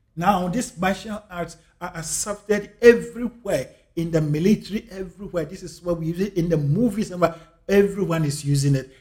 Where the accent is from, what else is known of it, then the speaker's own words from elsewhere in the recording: Ghana; I'm a Ghanaian. I'm African. I was born and raised in Africa.